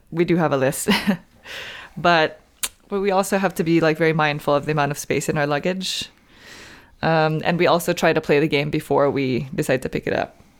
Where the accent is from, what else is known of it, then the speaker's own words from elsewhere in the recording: San Francisco, California, United States; moved away as an adult; now in Southern California, United States; I moved down to Southern California. I'm from San Francisco